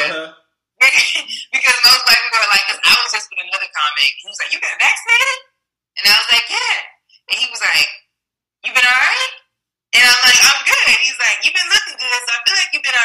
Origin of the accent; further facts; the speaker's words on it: Chicago, Illinois, United States; Chicago. I grew up in the suburbs, though. I grew up in the south suburbs. Like, if people know Harvey, Illinois, or they know Homewood, Lossmore, that's, like, my stomping grounds for growing up